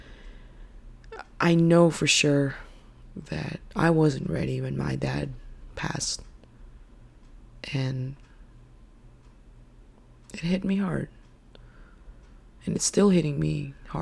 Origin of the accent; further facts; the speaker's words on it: Philippines; now in United States; I'm actually Filipino, and I was born and raised in the Philippines.